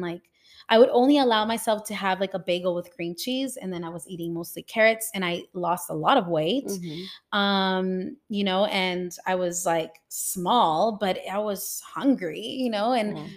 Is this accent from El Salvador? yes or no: yes; El Salvador; now in Toronto, Canada; growing up in El Salvador, because I live in Toronto